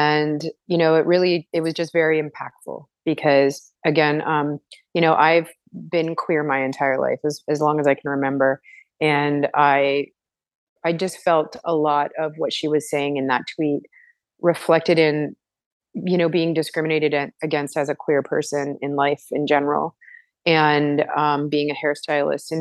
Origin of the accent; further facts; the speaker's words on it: Toronto, Ontario, Canada; I am from Toronto in Canada, and I am currently working all over the place, but mostly based out of Toronto.